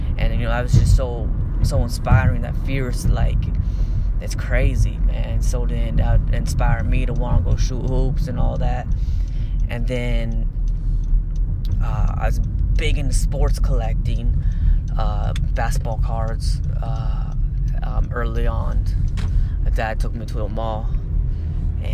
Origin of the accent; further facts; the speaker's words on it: Arizona, United States; I'm from Arizona, obviously, still live in Arizona.